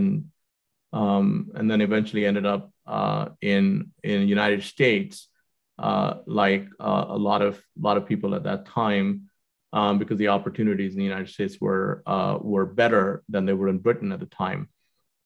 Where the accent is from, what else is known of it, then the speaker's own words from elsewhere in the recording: Jamshedpur, Jharkhand, India; also born or lived in Srinagar, Kashmir; I grew up in Jamshedpur. I was born in Srinagar in Kashmir